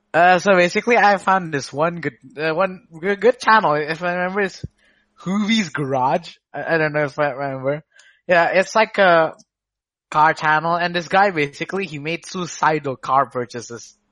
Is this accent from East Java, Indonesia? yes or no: yes; Surabaya, East Java, Indonesia; I am from the Jatim area of uh, Indonesia, which is not not in Jakarta